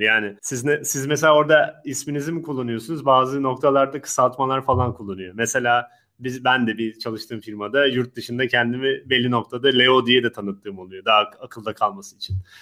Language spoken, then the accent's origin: Turkish; Turkey; Türk insanı, Akdeniz insanı dediğimiz.